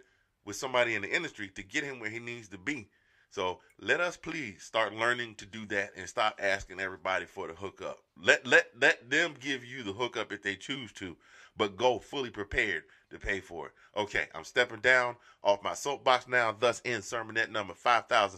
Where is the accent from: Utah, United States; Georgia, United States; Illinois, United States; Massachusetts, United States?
Georgia, United States; I grew up in Georgia